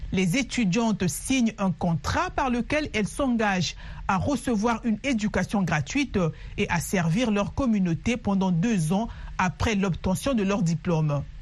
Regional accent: Addis Ababa, Ethiopia; je suis née à Addis Abeba et que mes parents avaient de l'argent pour m'amener à l'hôpital.

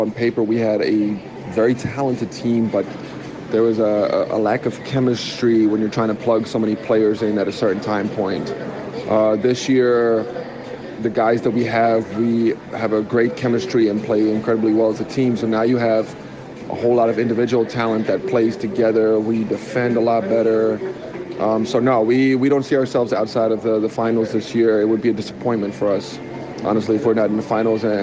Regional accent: United States; now in South Africa; growing up in the States for a good amount of my life.

